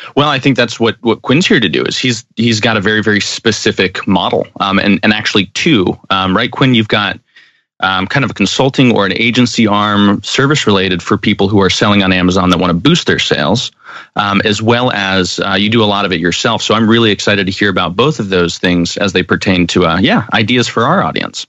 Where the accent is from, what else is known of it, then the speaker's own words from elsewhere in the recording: Arizona, United States; born and bred in Arizona.